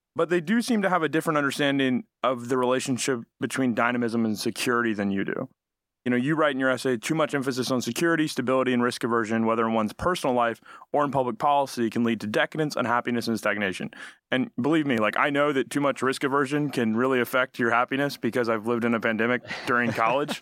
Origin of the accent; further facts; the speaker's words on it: Alabama, United States; I'm from Alabama